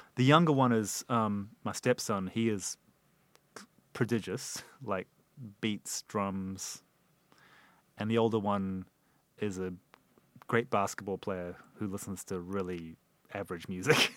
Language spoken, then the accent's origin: English; New Zealand; moved away; we grew up together in New Zealand